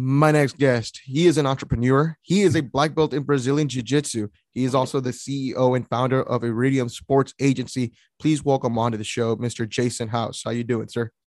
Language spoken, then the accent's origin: English; San Antonio, Texas, United States; I'm actually in from San Antonio